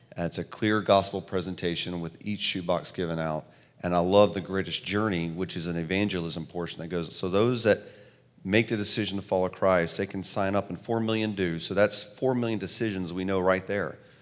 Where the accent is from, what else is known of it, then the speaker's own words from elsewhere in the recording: the South, United States; also born or lived in New York; I'm from the South, clearly the way I talk